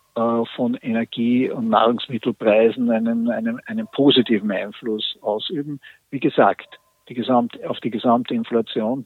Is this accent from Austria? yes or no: yes; Austria; bei uns in Österreich